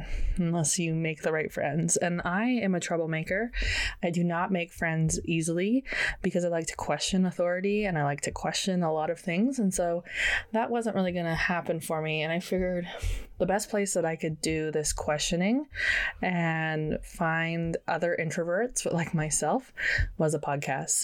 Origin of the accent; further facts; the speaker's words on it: Canada; as a Canadian, we don't get a lot of summer